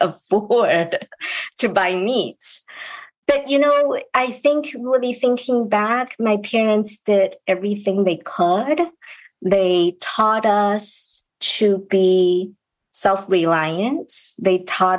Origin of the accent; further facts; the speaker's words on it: China; moved away as an adult; now in United States; I grew up in China